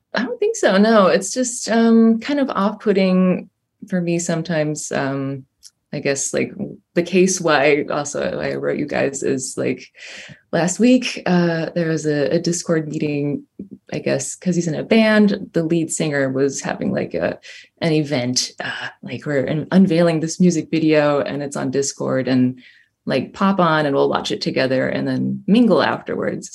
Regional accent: Düsseldorf, North Rhine-Westphalia, Germany; moved away as an adult; now in Berlin, Germany; I grew up in Dusseldorf and I studied in Berlin

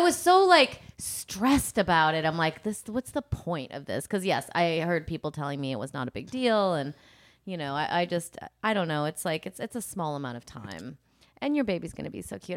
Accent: Rockford, Illinois, United States; I grew up in Rockford

